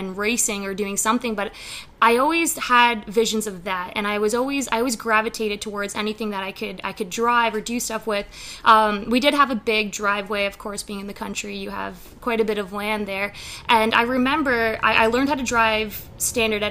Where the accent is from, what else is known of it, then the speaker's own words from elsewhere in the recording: Stouffville, Ontario, Canada; also born or lived in Scarborough, Ontario / Markham, Ontario; I was actually born at Scarborough Grace Hospital, so in Scarborough, but I was raised in Stouffville, Ontario